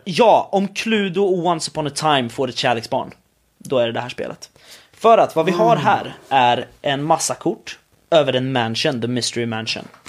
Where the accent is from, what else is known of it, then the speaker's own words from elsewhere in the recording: Sweden; jag kommer från Sverige.